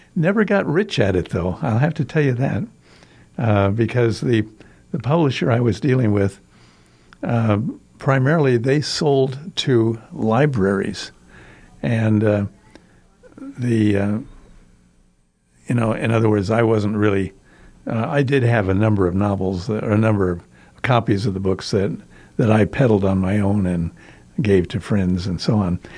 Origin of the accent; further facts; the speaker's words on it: Storm Lake, Iowa, United States; also born or lived in Sulphur Springs, Iowa; I was born in Iowa, uh, on a farm outside a small town, Storm Lake, Iowa.